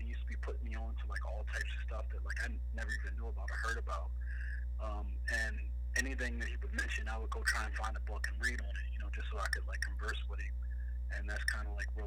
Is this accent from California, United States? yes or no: no; Philadelphia, Pennsylvania, United States; born and raised in North Philly